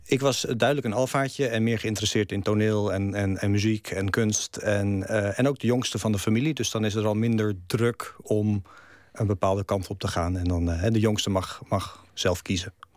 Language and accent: Dutch; Netherlands; first language Dutch; moved away; ik een Nederlander ben. En dat Nederland het, het, het land is waar ik vandaan kom. En dat het Nederlands mijn taal is.